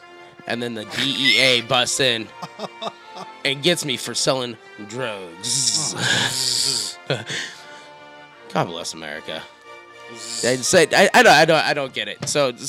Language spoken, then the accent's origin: English; Montana, United States; born there; His grandma. Hey, I was born in Montana. You should use the mills I worked in, too. Montana Mills.